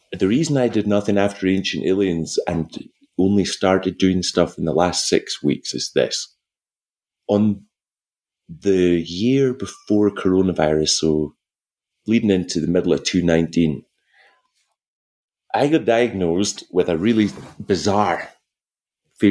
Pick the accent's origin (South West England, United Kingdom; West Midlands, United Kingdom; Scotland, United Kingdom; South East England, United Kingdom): Scotland, United Kingdom; Wick; also born or lived in Caithness / Glasgow; I was from Wick in the northeast coast of Scotland, right? So we were 120 miles from the closest cinema being brought up